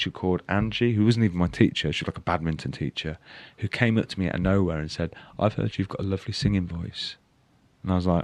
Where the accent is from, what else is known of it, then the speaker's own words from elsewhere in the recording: Leamington Spa, West Midlands, United Kingdom; Round here, in Leamington, South Leamington.